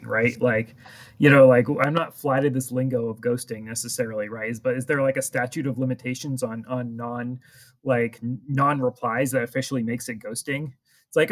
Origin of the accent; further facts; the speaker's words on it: New England, United States; we're all from New England